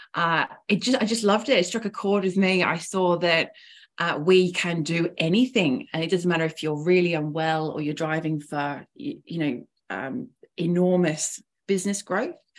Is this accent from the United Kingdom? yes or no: yes; England, United Kingdom; moved away as an adult; now in Melbourne, Australia; I'm originally from England, so from quite quite a, uh, a long way away, but I've been living in Melbourne now for about 10 years.